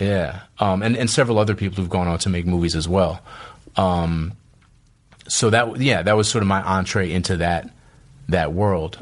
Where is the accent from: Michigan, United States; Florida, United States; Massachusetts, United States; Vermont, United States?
Massachusetts, United States; Boston; moved away as an adult; also born or lived in New York / West Coast; I grew up in Boston, which is a very segregated city